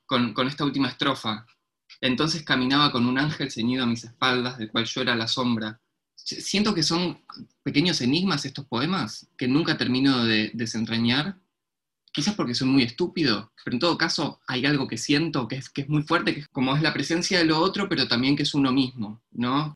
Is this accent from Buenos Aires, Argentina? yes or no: yes; Buenos Aires, Argentina; also born or lived in Williamsburg, Brooklyn; now in New York, United States; también soy de Buenos Aires, pero en realidad estoy acá en la República Separatista de Williamsburg